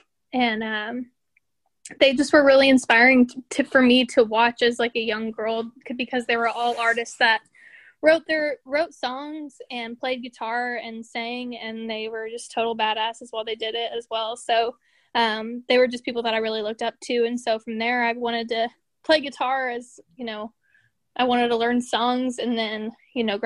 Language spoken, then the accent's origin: English; Tulsa, Oklahoma, United States; I am from Tulsa, Oklahoma